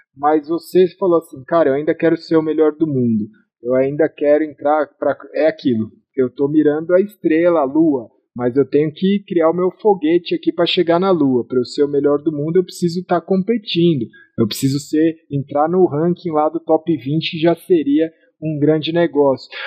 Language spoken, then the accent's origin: Portuguese; Brazil; eu sou brasileiro